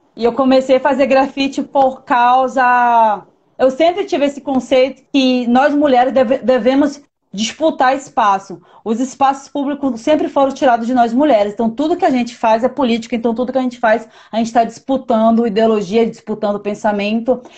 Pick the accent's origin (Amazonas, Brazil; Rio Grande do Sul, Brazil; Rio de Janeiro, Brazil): Amazonas, Brazil; Manaus; moved away as an adult; also born or lived in São Paulo / Bahia; Eu moro fora, eu sou amazonense, a minha família é toda de lá e eu moro fora de Manaus desde 2010